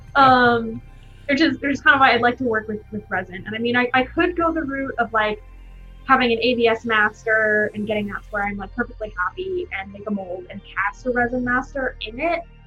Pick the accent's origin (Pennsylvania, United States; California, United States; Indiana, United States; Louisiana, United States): California, United States; Bay Area; moved away; I grew up in the Bay Area